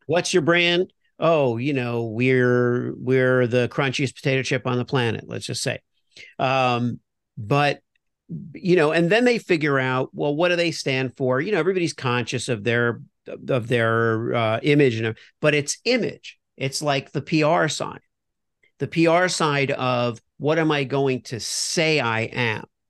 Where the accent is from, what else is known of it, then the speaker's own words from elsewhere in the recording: Miami, Florida, United States; moved away as an adult; also born or lived in New York / Los Angeles; I grew up in Miami, uh, originally.